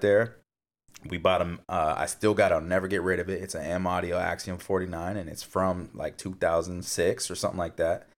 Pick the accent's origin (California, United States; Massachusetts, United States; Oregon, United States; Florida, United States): California, United States; Fontana; moved away; I grew up in Fontana